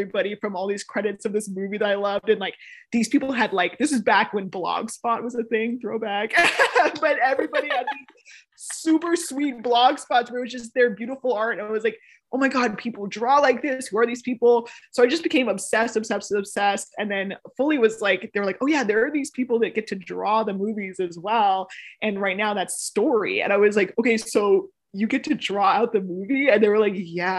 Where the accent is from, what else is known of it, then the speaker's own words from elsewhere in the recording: Bay Area, California, United States; I'm from the Bay Area